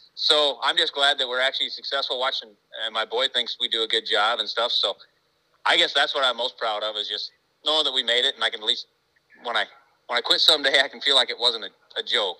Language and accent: English; United States; I'm from America